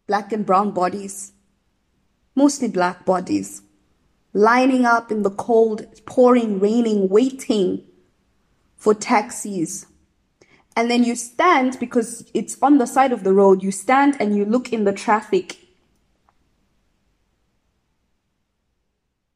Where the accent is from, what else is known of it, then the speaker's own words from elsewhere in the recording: Midrand, Gauteng, South Africa; moved away as an adult; now in Budapest, Hungary; I needed to get back to Midrand because I'm from Midrand